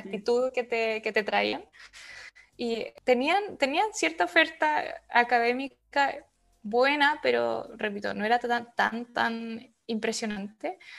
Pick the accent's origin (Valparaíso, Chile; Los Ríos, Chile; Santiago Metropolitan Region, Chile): Los Ríos, Chile; Valdivia; moved away as an adult; also born or lived in Hannover, Germany / Karlsruhe, Germany; now in Rotterdam, Netherlands; soy de Valdivia